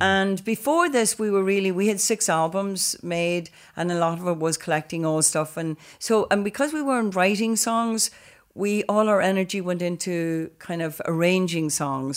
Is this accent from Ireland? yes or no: yes; Donegal, Ulster, Ireland; growing up in Donegal was, um, it was a county